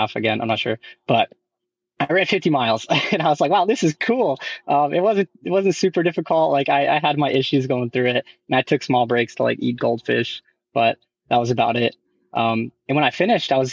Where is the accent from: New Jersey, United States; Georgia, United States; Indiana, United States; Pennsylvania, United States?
Georgia, United States; Newnan; now in Augusta, United States; my hometown in Noonan.